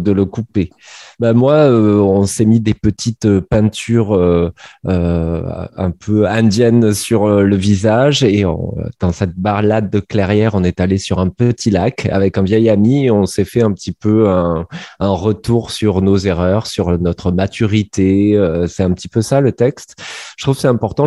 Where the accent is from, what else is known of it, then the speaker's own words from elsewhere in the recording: Montpellier, Occitania, France; je suis montpelliérain